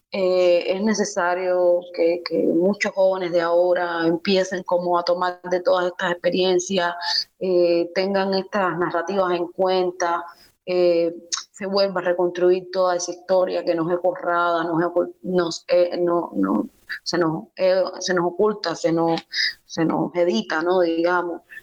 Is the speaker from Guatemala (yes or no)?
no; Cienfuegos, Cuba; moved away; also born or lived in Ciudad Nuclear / Havana; salí de Cienfuegos, luego salí de la ciudad nuclear, luego para Cienfuegos, de Cienfuegos para La Habana